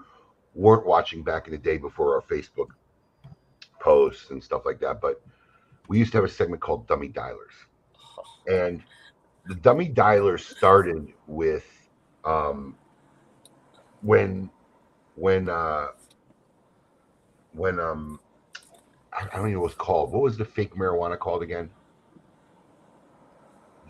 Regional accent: Chicago, Illinois, United States; WLS was the hottest music station growing up in Chicago

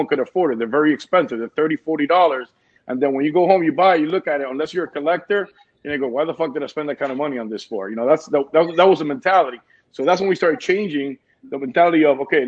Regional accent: Cuba; moved away; also born or lived in New Jersey, United States; I'm Cuban. I was raised in Jersey for 4 years, and my grandpa raised me with my mother and my grandma

